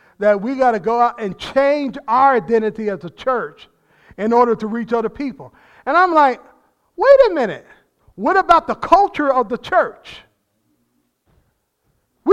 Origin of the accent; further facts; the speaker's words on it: New Jersey, United States; I'm from New Jersey. That's part of being in New Jersey